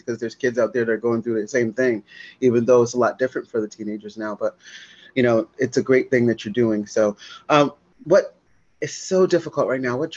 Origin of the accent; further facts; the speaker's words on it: New Haven, Connecticut, United States; I'm from New Hampden and New Haven everywhere, you know, because I've kind of lived a little bit of all the areas